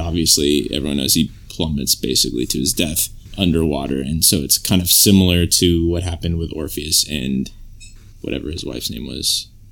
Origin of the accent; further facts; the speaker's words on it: California, United States; I'm from California where, like, they say there's, like, no accent here or whatever.